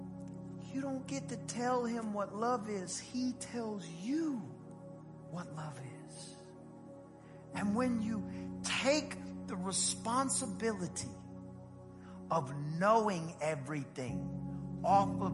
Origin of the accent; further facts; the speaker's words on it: East Texas, United States; I'm from East Texas